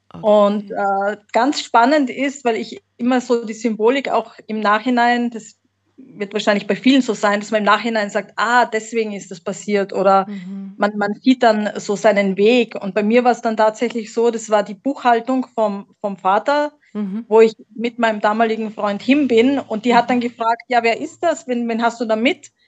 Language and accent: German; Graz, Styria, Austria; accent: Austrian; also born or lived in Slovenia / Munich, Germany; now in Mallorca, Spain; geboren, geboren bin ich tatsächlich in Österreich. Man, okay. manche hören es und sagen, ah ja, da ist der österreichische Dialekt. Ja. Aus der Steiermark, aus der wunderschönen Steiermark, aus Graz